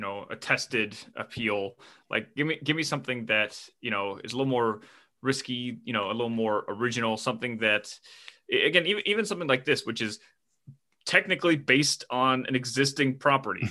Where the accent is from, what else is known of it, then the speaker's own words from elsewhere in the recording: United States; as an American